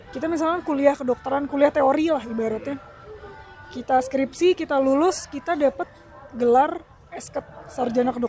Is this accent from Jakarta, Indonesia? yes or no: yes; Jakarta, Indonesia; aku lahir besar di Jakarta jadi sampai SMA aku di Jakarta aku anak Patra 82 Patimuraya 82